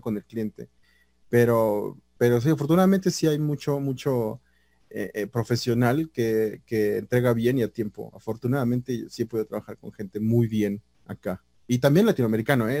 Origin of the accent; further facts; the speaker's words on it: Mexico; sí soy mexicano, mexicano